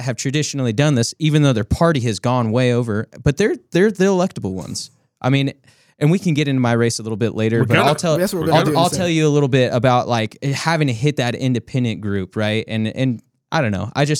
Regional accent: California, United States; Yeah, well, I come from California

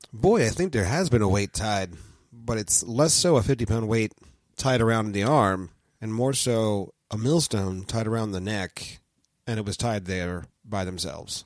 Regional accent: United States; us being American evangelical Christian types

